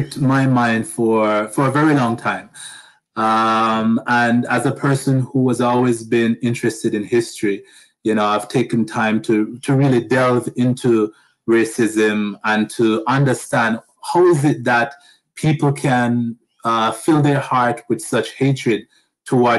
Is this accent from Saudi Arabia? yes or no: no; Jamaica; moved away as an adult; also born or lived in United States; now in Canada; But I'm originally from Jamaica.